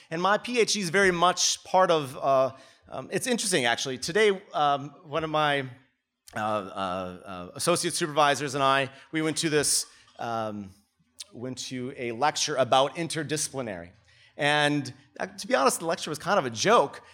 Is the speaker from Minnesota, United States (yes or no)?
yes; Minnesota, United States; moved away as an adult; now in Melbourne, Australia; I come from Minnesota where it gets to be negative thirty during the winter